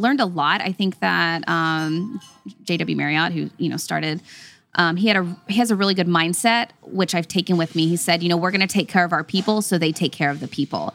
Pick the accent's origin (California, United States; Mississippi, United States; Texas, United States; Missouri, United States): Texas, United States; Dallas; I grew up in Texas